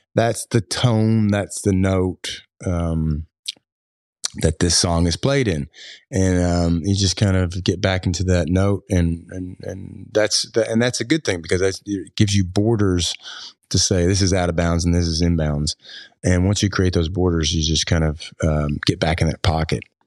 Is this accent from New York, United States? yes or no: no; Floyd County, Kentucky, United States; I grew up in Floyd County